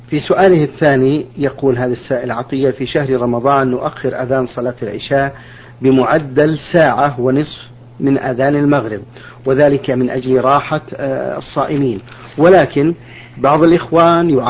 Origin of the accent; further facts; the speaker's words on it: Saudi Arabia; عندنا في السعودية